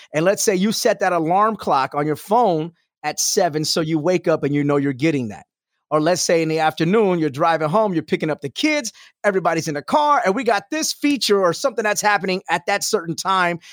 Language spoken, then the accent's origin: English; Houston, Texas, United States; moved away as an adult; also born or lived in Albuquerque; Houston, that's my hometown